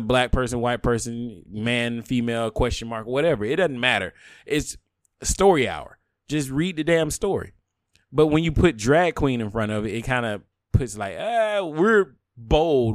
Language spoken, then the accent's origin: English; the South, United States; I'm a bigot from the South